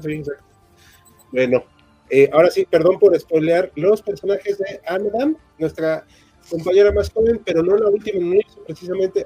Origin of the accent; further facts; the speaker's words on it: Mexico; todos somos mexicanos